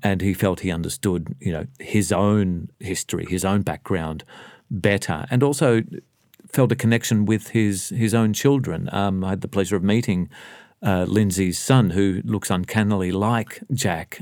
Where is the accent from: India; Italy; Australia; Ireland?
Australia; Melbourne, Victoria; I grew up in Sunshine.